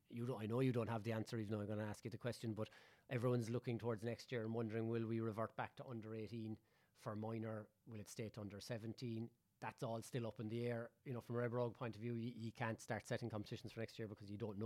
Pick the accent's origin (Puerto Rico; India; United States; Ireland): Ireland; Ballincollig, Munster; you're from Douglas, I'm from Ballincollig